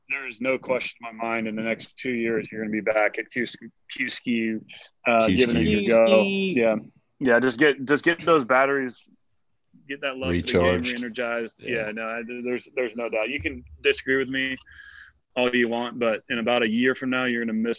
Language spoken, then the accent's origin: English; Northern California, United States; I was born in Northern California, and we grew up, my parents owned a health food store